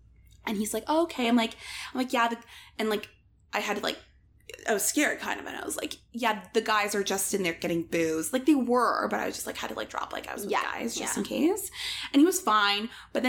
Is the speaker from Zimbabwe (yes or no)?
no; Toronto, Ontario, Canada; He's like, oh, where are you from? I'm like, Toronto.